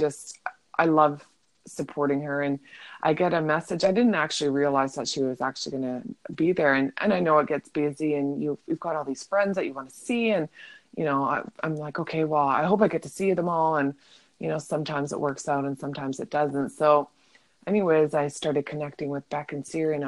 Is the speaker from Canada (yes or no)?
yes; Vancouver, British Columbia, Canada; I'm from Vancouver